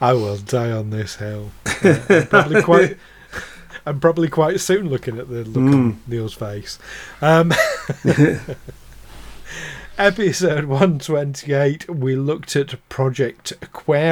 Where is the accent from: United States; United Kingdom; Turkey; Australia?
United Kingdom; Yorkshire and the Humber; as a Yorkshireman